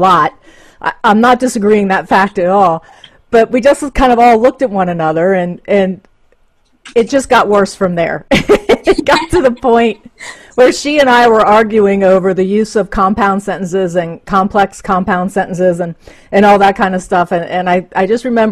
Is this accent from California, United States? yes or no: no; Reading, Ohio, United States; also born or lived in Middletown, Ohio; I grew up actually outside of Cincinnati. In a place called Reading